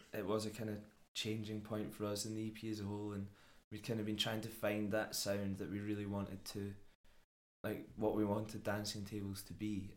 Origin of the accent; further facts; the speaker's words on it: Dunfermline, Scotland, United Kingdom; we're from Dunfermline